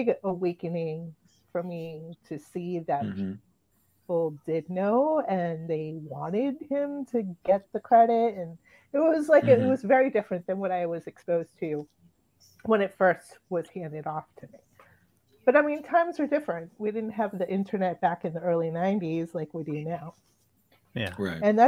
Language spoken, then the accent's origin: English; New Bedford, Massachusetts, United States; moved away; also born or lived in Boston; I lived in Boston for a long time, and I grew up in the New Bedford area. So I'm from Massachusetts. That's where I spent most of my childhood and young adult life